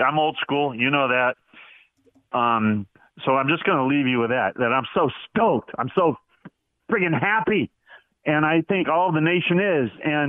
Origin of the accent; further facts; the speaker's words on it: Compton, California, United States; now in Oceanside, United States; I was born in Compton, too. I live in Oceanside